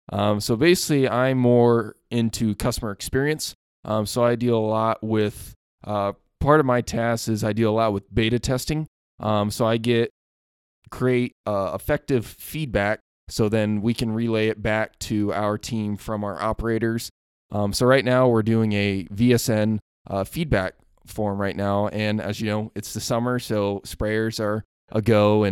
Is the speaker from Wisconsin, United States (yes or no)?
no; Illinois, United States; So I'm actually from Central Illinois, so I'm not from around here, actually. So I grew up on a small family farm, both grain and livestock. So I had corn, beans, like your simple Midwest farmer.